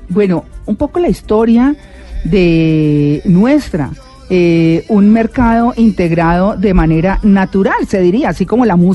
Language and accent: Spanish; Norte de Santander, Colombia; por lo menos quienes crecimos en los Santanderes.